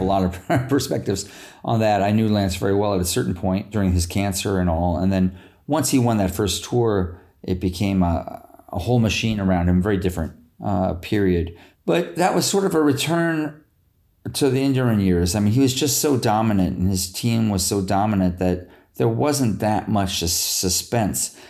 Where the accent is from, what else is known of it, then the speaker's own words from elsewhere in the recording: United States; as an American